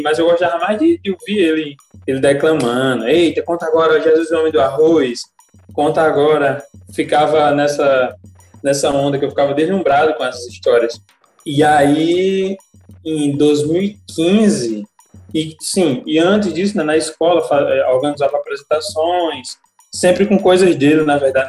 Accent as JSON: {"language": "Portuguese", "town": "Alagoa Nova", "region": "Paraíba", "country": "Brazil", "tie": "born or raised there", "also_born_or_lived": "Campina Grande", "said": "Me criei em Alagoa Nova, nasci em Campina, mas eu me criei desde recém-nascido na zona rural de Alagoa Nova"}